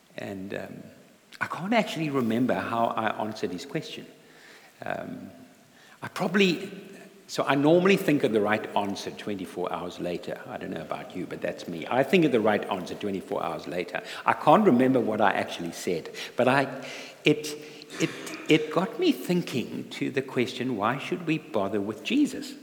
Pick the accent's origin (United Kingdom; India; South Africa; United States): South Africa; moved away; I'm not a Geordie, I'm from South Africa and um, born in South Africa